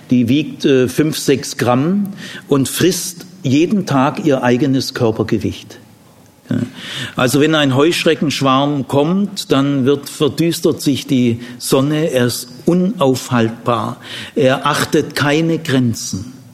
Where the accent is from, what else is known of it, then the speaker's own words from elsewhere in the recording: Ludwigsburg, Baden-Württemberg, Germany; meine Heimat, Landkreis Ludwigsburg, nach vier Tagen nichts Grünes mehr, nichts mehr.